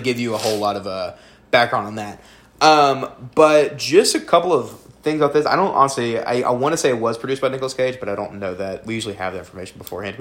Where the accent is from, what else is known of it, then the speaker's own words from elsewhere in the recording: the South, United States; We are both people from the South.